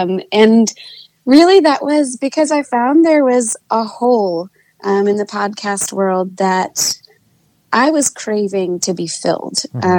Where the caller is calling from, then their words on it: Nashville, Tennessee, United States; I'm joining in from Nashville, Tennessee.